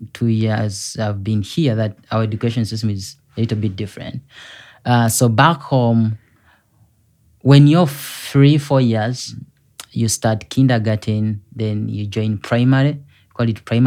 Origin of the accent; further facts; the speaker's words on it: Uganda; moved away as an adult; now in South Bend, United States; I come from Uganda. Mm-hmm. Uganda is one of the East African countries, and I was born by two young people that were in high school.